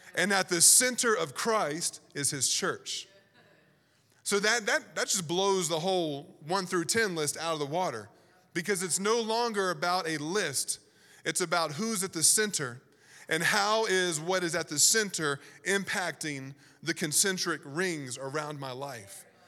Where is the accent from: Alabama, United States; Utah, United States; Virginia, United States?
Virginia, United States; I grew up in Virginia